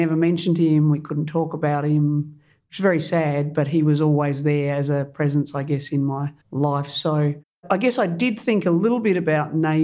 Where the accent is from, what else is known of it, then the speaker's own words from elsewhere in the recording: Kangarilla, South Australia, Australia; I was born in South Australia and grew up in a small country town called Kangarilla